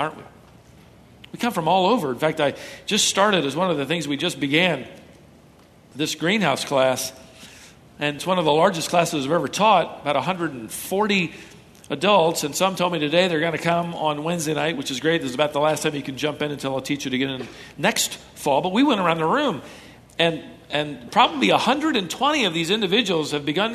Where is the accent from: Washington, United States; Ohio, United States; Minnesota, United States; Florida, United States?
Minnesota, United States; moved away; I was born in Minnesota